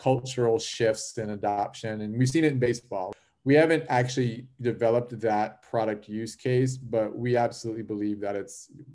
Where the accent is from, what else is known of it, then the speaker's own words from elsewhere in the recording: Chicago, Illinois, United States; I was born and raised in Chicago, in the Chicago area